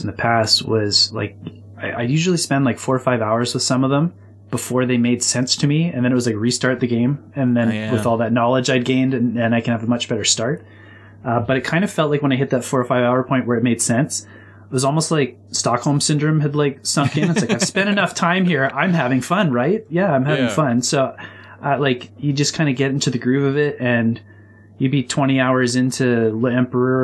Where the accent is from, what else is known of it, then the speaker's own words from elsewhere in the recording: Canada; I'm from Canada too.